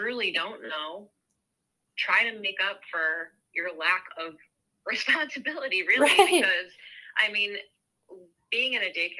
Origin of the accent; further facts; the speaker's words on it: New York, United States; now in Ohio, United States; I'm from New York originally, and I live in Ohio now.